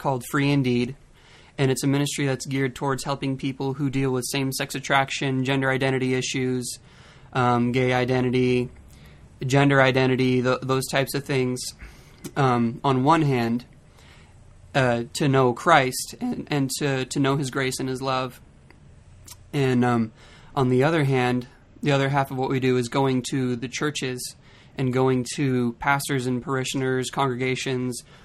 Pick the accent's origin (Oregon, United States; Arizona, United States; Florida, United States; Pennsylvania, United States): Oregon, United States; Redmond; We're from Redmond, Oregon